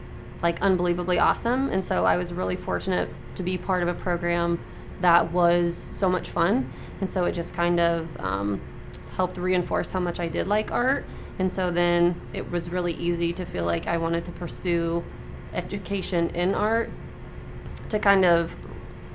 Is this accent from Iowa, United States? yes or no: yes; Centerville, Iowa, United States; I grew up in Centerville, Iowa